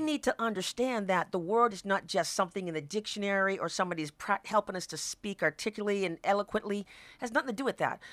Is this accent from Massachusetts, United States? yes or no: yes; Boston, Massachusetts, United States; moved away as an adult; now in Washington, United States; I'm originally from Boston, Massachusetts, and it brought me here to Washington